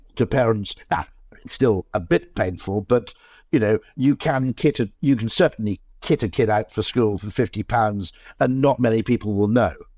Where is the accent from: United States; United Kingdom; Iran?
United Kingdom; South Wales; I grew up in South Wales